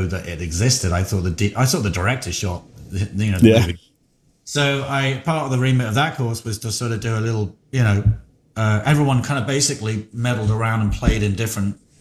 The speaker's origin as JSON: {"language": "English", "region": "England", "country": "United Kingdom", "moved": "yes", "said": "I'm from England"}